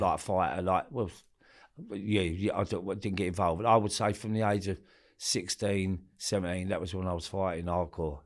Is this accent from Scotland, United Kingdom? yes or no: no; London, United Kingdom; grew up all my life in Forest Gate, East Ham, Stratford, all them areas as a kid